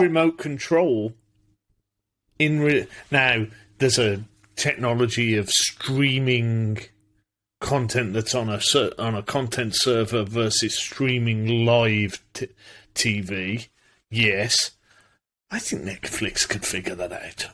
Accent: United Kingdom; I'm British

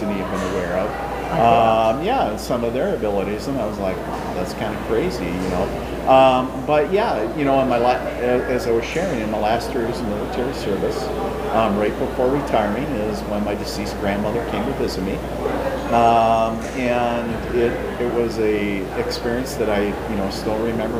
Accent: International Falls, Minnesota, United States; now in Fargo, United States; So in a little town called International Falls

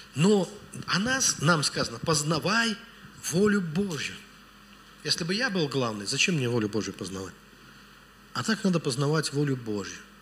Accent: Velikiye Luki, Pskov Oblast, Russia; я из Великих... У меня город на болотах вообще.

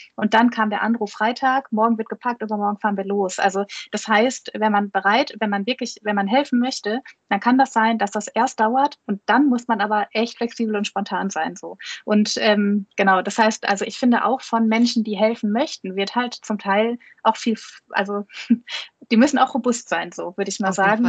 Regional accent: Ruhr area, North Rhine-Westphalia, Germany; hier bei uns im Ruhrgebiet

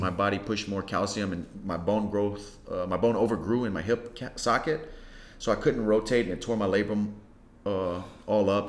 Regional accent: Lafayette, Louisiana, United States; also born or lived in Carencro / Breaux Bridge; I was born in Lafayette, and I was raised um, mostly on the north side

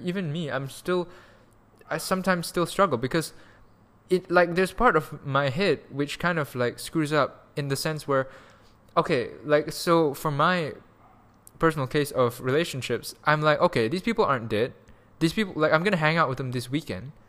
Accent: Malaysia; moved away; also born or lived in Canada / Germany; we're both Malaysian, we're all Malaysians here

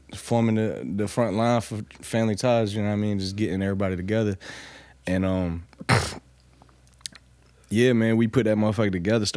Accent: Norfolk, Virginia, United States; Yeah, I'm from Norfolk.

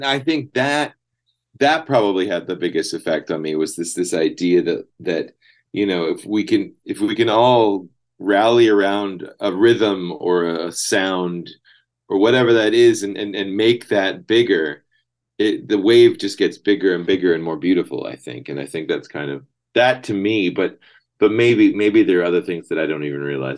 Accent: Salmon Arm, British Columbia, Canada; moved away as an adult; also born or lived in Vancouver / Brazil; now in Berlin, Germany; I grew up in Salmon Arm, not far from where you are.

